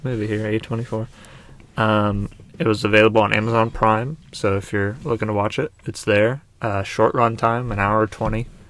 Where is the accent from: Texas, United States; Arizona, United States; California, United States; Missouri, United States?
Missouri, United States; I grew up in Missouri